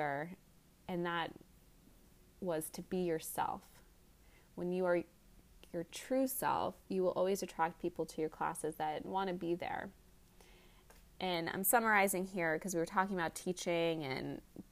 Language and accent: English; New York, United States; Being a New Yorker